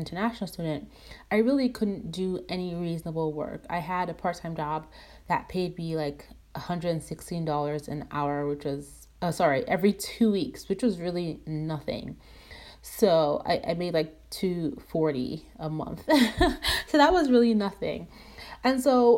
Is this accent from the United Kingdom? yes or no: no; Nigeria; growing up in Nigeria, my dad was the breadwinner.